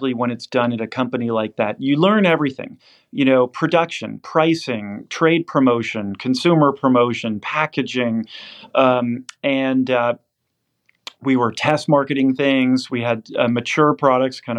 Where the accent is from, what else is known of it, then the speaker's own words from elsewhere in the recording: the Bay Area, California, United States; moved away as an adult; also born or lived in Princeton / Oxford / New York; I grew up in the Bay Area